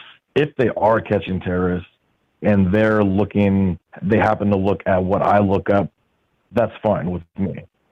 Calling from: Clinton, Illinois, United States; I'm calling from Clinton, Illinois.

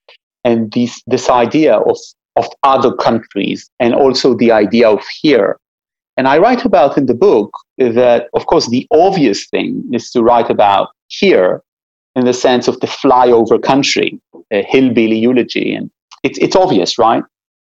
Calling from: Israel; we're talking right now, and you're talking from the East Coast, I'm talking from Israel.

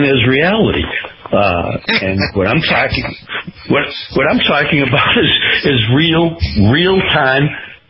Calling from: Sarasota, Florida, United States; I'm from Sarasota, Florida.

